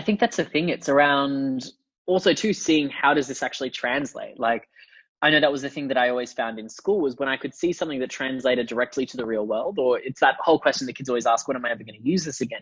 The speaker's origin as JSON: {"language": "English", "country": "China", "tie": "born or raised there", "said": "growing up in China"}